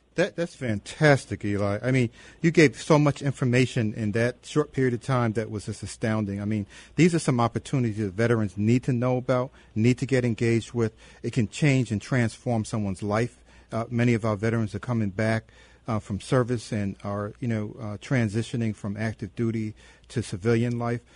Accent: Chicago, Illinois, United States; Where are you from? And I said, "Chicago."

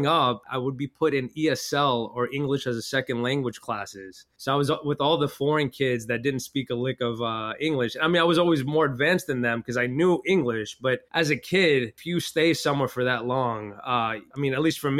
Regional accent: New Orleans, Louisiana, United States; accent: Brooklynese; I was born and raised in New Orleans, Louisiana

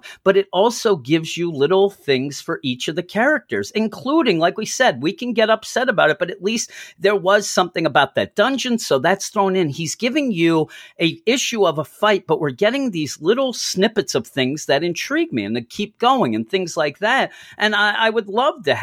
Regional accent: Philadelphia, Pennsylvania, United States; We're from the Philadelphia area

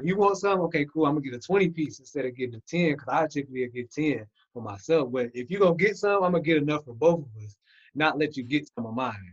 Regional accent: Michigan, United States; moved away as an adult; now in Georgia, United States; I'm originally from Michigan

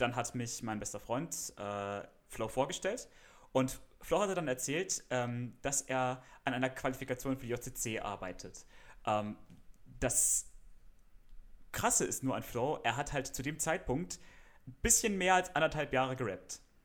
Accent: Freiburg, Baden-Württemberg, Germany; ich studiere Musik in meiner Heimatstadt Freiburg an der Musikhochschule

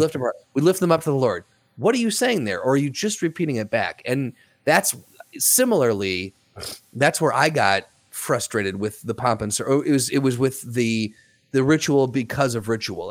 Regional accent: United States; as an American

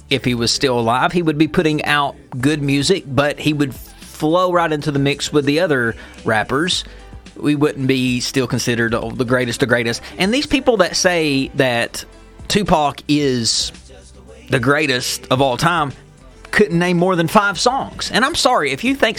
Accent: Beaverdam, United States; my hometown in Beaverdam

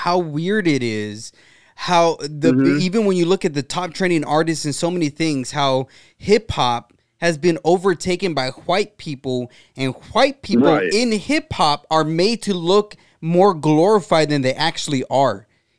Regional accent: Brownsville, Texas, United States; I'm from Brownsville, mm-hmm. Texas.

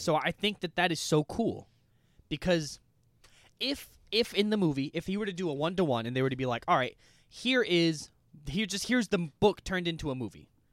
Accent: United States; we're American

